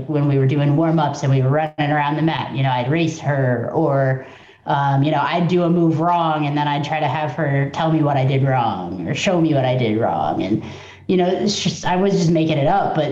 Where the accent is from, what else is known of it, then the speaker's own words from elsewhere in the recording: Midwest, United States; now in Georgia, United States; I'm from the Midwest